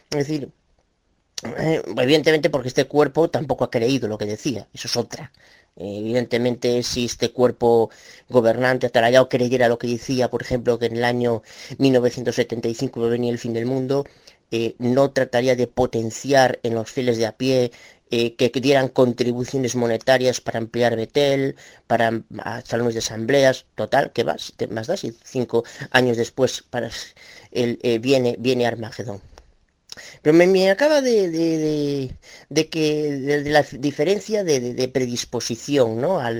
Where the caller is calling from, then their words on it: Galicia, Spain; bueno, soy abuelo de Galicia, España. Quiero hacerte una pregunta, Tito.